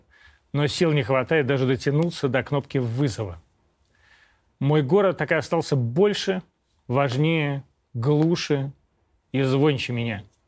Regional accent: Podolsk, Moscow Oblast, Russia; now in Moscow, Russia; Я, человек из Подольска, маленький, ненужный, случайный, но при рождении довольно увесистый господин 75-го года рождения

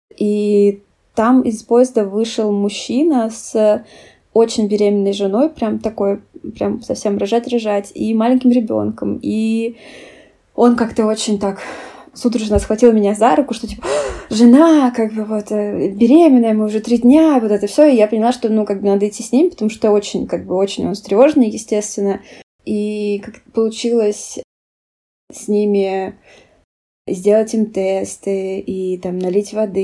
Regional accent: Russia; now in Germany; Я ответила, что из России

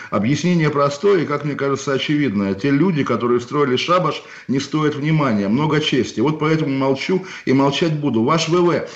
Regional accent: Kaliningrad, Kaliningrad Oblast, Russia; у меня на родине в Калининграде

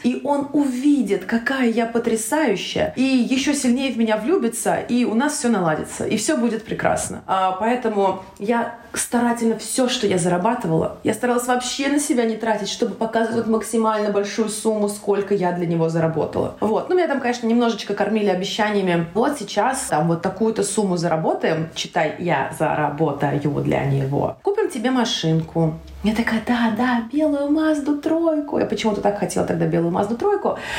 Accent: Volgograd, Volgograd Oblast, Russia; born or raised there; moved away as an adult; also born or lived in Tashkent, Uzbekistan; now in Slovenia

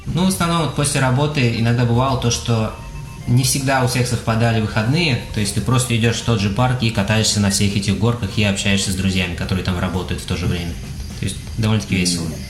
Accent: Kazan, Tatarstan, Russia; moved away as an adult; now in Houston, United States

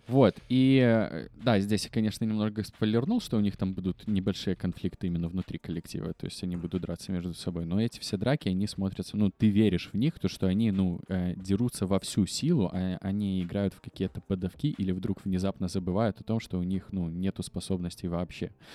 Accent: Belarus; все мы, белорусы

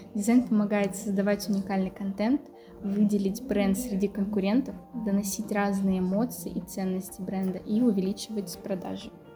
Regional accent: Izhevsk, Udmurtia, Russia; я из города Ижевск

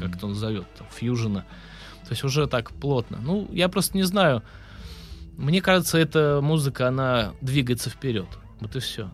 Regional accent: Vyborg, Leningrad Oblast, Russia; now in Saint Petersburg, Russia; Я музыкант из города Выборга. Я родился в Выборге

